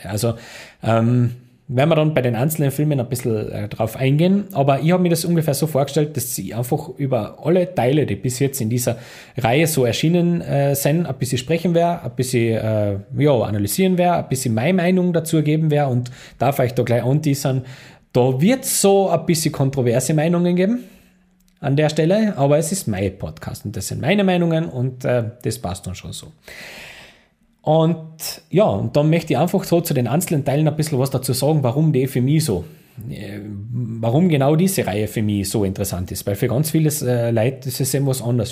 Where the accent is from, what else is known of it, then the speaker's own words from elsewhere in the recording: Austria; bei uns in Österreich